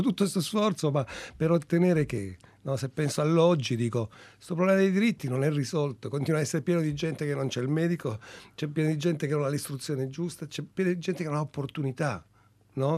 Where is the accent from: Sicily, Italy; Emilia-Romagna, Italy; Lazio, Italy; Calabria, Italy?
Calabria, Italy; moved away; io anche quando ero piccolo in Calabria